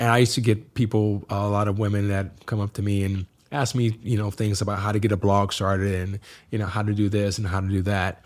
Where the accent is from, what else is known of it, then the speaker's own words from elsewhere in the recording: Massillon, Ohio, United States; now in Chicago, United States; a small town in Massillon, Ohio